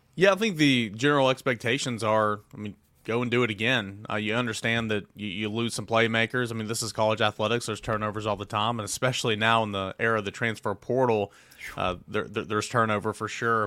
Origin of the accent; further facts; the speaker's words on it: East Tennessee, United States; I grew up, born and raised in East Tennessee